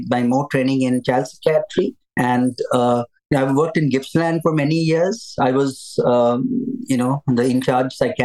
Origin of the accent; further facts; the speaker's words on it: India; moved away; I'm from India. I trained to be a psychiatrist in India